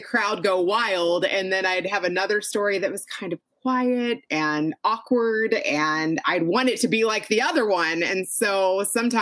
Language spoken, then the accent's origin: English; Kentucky, United States; moved away as an adult; also born or lived in Chicago; I grew up in Kentucky